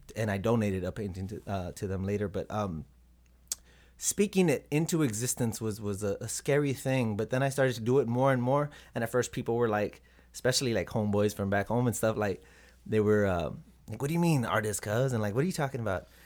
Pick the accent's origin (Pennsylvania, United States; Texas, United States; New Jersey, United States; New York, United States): Texas, United States; Robstown; moved away as an adult; also born or lived in Corpus Christi, Texas; now in Minnesota, United States; Born and raised in Robstown, Texas. Born in Corpus, Corpus Christi, but raised in Robstown.